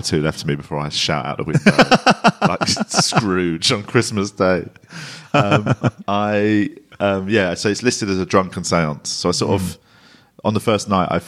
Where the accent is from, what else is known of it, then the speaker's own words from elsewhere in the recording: London, United Kingdom; accent: working class London; I grew up in Tooting Broadway.